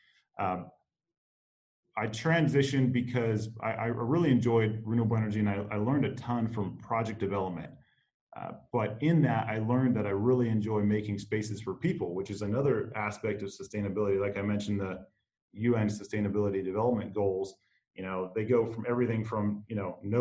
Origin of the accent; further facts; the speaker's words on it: Phoenix, Arizona, United States; now in Kansas City, United States; born and raised in Phoenix, Arizona, a city of incredible urban sprawl